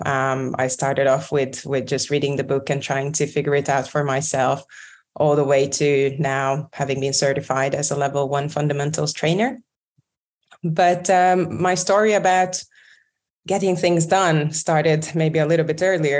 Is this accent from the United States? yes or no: no; Budapest, Hungary; moved away as an adult; also born or lived in London; I moved back from London to Budapest